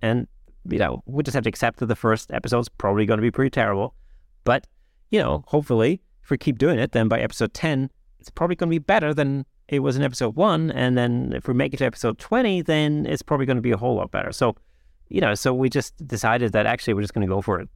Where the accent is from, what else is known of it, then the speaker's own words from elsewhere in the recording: Germany; English is a second language; moved away; I'm not, I'm not a native English speaker, you know, um, I grew up in Germany.